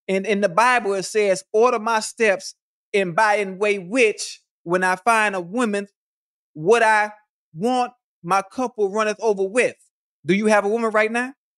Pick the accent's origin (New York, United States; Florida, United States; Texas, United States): Florida, United States; Miami; I'm from Miami